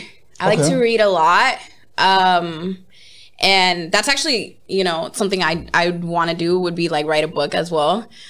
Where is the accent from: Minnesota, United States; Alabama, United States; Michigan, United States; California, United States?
California, United States; Los Angeles; also born or lived in Koreatown / Hollywood; I grew up in Los Angeles, South Central to be specific.